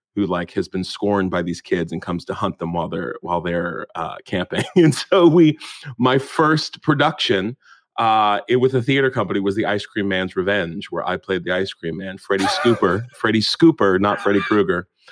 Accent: Morgantown, West Virginia, United States; moved away as an adult; now in United Kingdom; growing up in West Virginia as a black kid

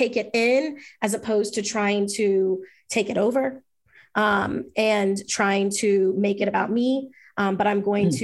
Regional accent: Jamaica; I'm Jamaican and grew up with reggae in my house

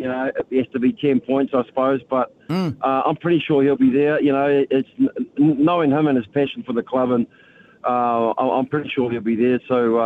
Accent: Auckland, New Zealand; growing up in West Auckland, you know, played for Glenora, Mount Albion

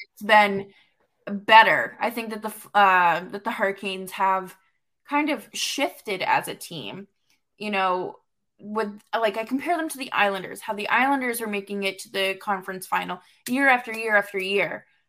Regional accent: New England, United States; I grew up in New England.

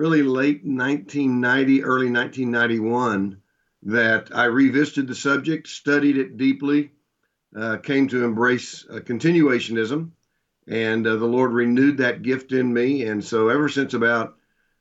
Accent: Shawnee, Oklahoma, United States; also born or lived in Midland, Texas / Duncan, Oklahoma / Dallas, Texas; I was born and raised in Shawnee, Oklahoma. Lived there for the first 10 years of my life.

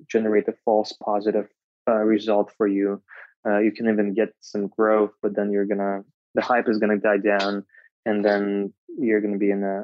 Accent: Moscow, Russia; moved away as an adult; now in Bay Area, United States; I'm originally from Moscow

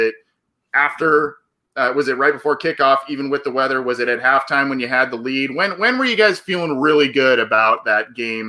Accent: Southern California, United States; I'm from Southern California, so I follow a bit the Chargers and their move from San Diego to LA.

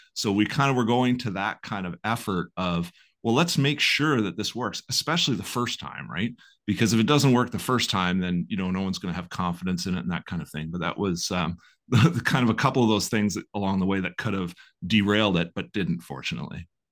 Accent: Belleville, Ontario, Canada; I grew up here in Belleville.

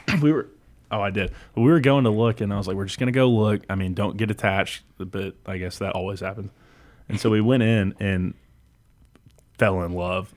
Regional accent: Houston, Texas, United States; moved away; I'm from Houston

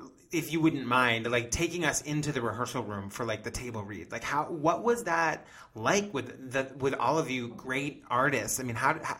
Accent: Boston, Massachusetts, United States; I'm from Boston.

